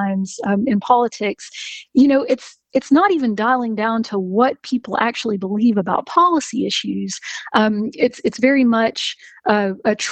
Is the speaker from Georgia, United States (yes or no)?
yes; Macon, Georgia, United States; now in Athens, United States; I'm from Macon originally, born and raised